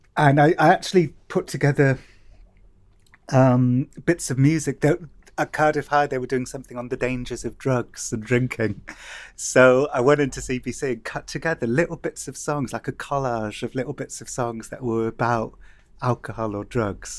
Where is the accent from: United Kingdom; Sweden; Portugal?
United Kingdom; Cardiff, Wales; I remember growing up in Cardiff